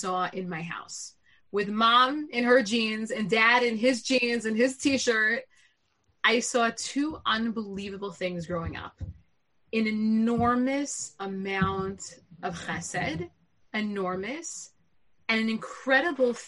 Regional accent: Lawrence, New York, United States; I grew up in Lawrence in the Five Towns

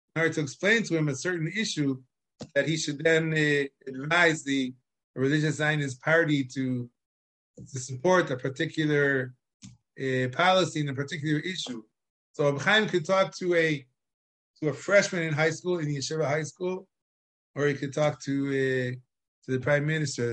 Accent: Chicago, Illinois, United States; now in Israel; I was born in Chicago

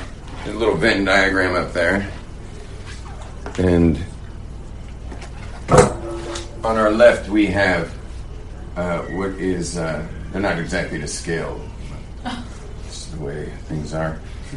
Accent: West Coast, United States; I'm from the West Coast, where expression is the way of life out there.

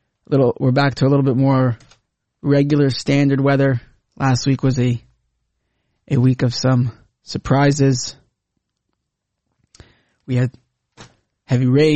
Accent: Canada; now in Israel; As a Canadian

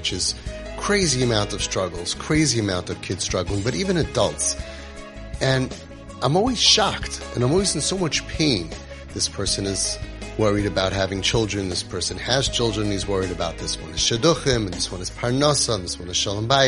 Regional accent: United States; I'm an American-born kid

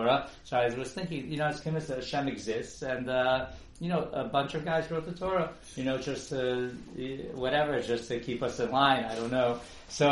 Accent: New Jersey, United States; also born or lived in Kyiv, Ukraine; I was brought here by my parents when I was 5 years old. I really developed like quite Americanized over here in New Jersey. That's where I did most of my growing up

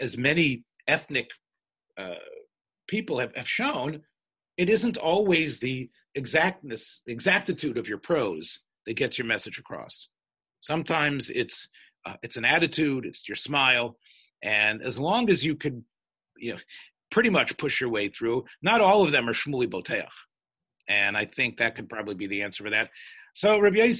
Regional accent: the South, United States; I'm from the South

